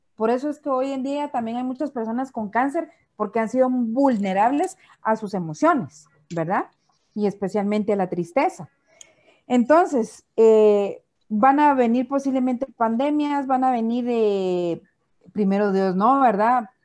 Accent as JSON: {"language": "Spanish", "country": "Guatemala", "said": "nosotros como guatemaltecos somos resilientes"}